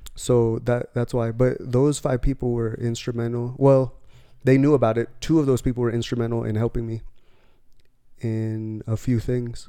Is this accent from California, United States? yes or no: yes; near San Diego, California, United States; I was raised in California, near San Diego